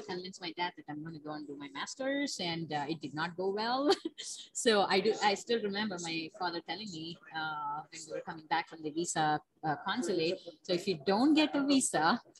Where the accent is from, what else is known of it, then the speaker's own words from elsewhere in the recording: India; moved away; Yes, so I was born in India